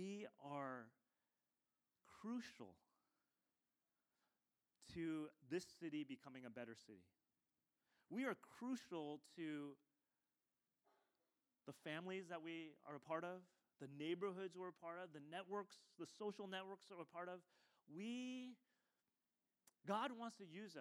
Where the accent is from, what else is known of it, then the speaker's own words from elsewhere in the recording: United States; I was born in the States